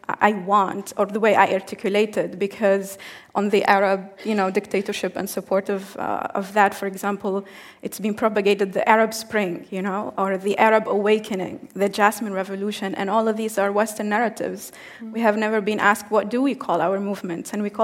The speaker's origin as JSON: {"language": "English", "country": "Tunisia", "said": "I come from Tunisia, it's in North Africa"}